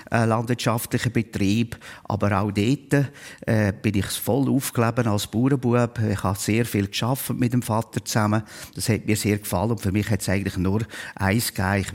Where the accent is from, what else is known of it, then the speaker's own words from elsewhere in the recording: Schwyz, Switzerland; born there; Ja, ich bin äh, eben Ende 1955 geboren worden im Kanton Schweiz.